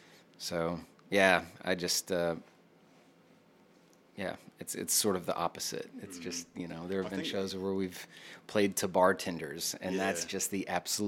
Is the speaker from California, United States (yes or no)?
no; Greenville, Texas, United States; also born or lived in Austin, Texas; I'm from Greenville.